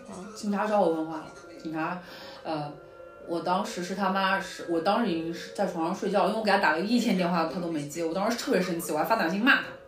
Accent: China; now in New York, United States; 我们中国人对这些东西不了解呀

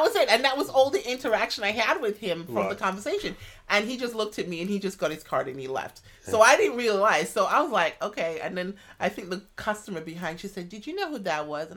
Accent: United States; I'm an American

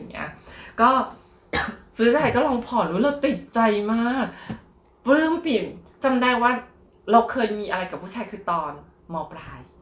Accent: Thailand; moved away as an adult; also born or lived in Bangkok, Thailand; now in Taiwan; เราหลบหนีจากเมืองไทยมาละกระเทยเนาะกระเทยไทย

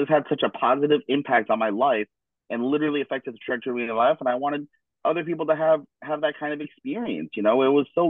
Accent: Denver, Colorado, United States; now in Cologne, Germany; my hometown, Denver, Colorado

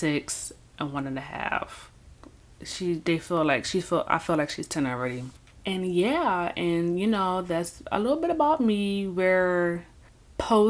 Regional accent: Philadelphia, Pennsylvania, United States; moved away as an adult; I was born and raised in Philadelphia, Pennsylvania, Philly, North Philly, Southwest Philly

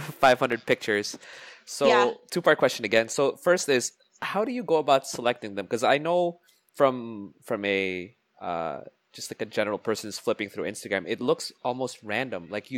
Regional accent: Saudi Arabia; like, I grew up in Saudi, so, you know, pork wasn't in our diet.

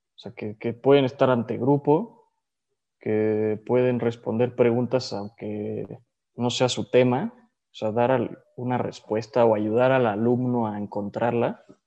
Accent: Mexico; also born or lived in Andalusia, Spain; vengo de México

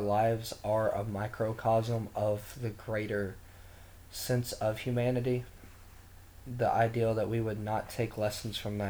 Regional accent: Eastern Kentucky, United States; I come from Eastern Kentucky

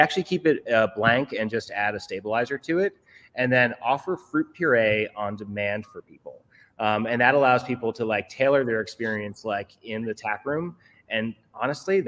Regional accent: New York, United States; I grew up here. I was born and raised here in New York.

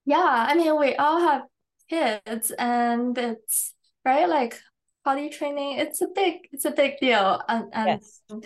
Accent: China; also born or lived in England; now in Canada; First, I was born in China. I went to boarding school in England and I came to Canada for university and now I'm still in Canada

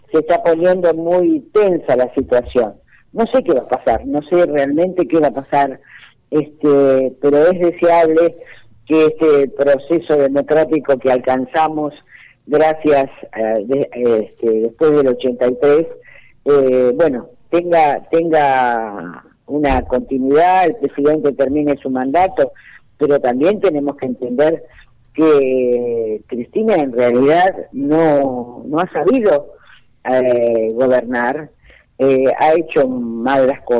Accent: Argentina; Eh, yo por supuesto, como todo argentino, deseo que Alberto Fernández termine su mandato.

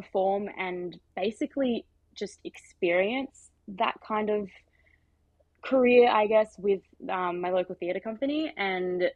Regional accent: Central Coast, New South Wales, Australia; I grew up on the Central Coast.

